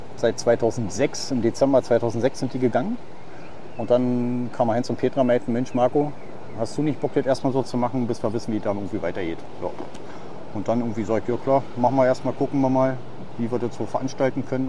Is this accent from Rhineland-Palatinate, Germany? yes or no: no; Neuruppin, Brandenburg, Germany; moved away as an adult; now in Tenerife, Spain; ich bin ja gebürtig aus Neuruppin